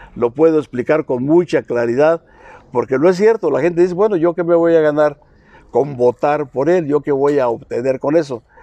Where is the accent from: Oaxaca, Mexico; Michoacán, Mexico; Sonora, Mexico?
Michoacán, Mexico; Sierra de Arteaga; soy originario de la Sierra de Arteaga